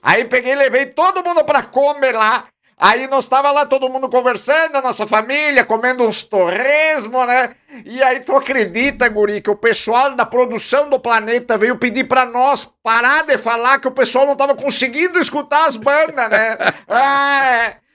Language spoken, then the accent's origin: Portuguese; Carlos Barbosa, Rio Grande do Sul, Brazil; Eu sou de Carlos Barbosa, mais precisamente do distrito de Arco Verde. É lá que eu resido lá com a minha família